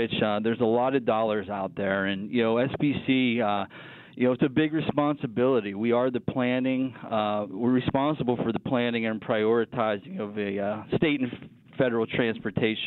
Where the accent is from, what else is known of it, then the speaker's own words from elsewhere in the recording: Ford City, Pennsylvania, United States; growing up in Ford City, it was common practice to see trains and barges go up and down the Allegheny River